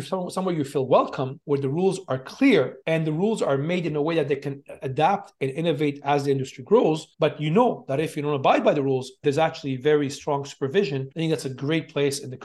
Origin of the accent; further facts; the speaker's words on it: Montreal, Quebec, Canada; moved away as an adult; also born or lived in China / Hong Kong; now in Dubai, United Arab Emirates; I'm originally from Montreal, Armenian background, born and raised in Montreal in Canada, then went to China and then Hong Kong